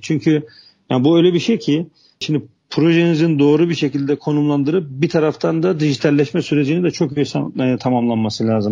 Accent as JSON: {"language": "Turkish", "region": "Trabzon", "country": "Turkey", "tie": "born or raised there", "also_born_or_lived": "Istanbul", "moved": "as an adult", "said": "Trabzon doğumluyum. Liseyi, liseye kadar Trabzon'da, üniversiteyi de, e, İstanbul'da okudum."}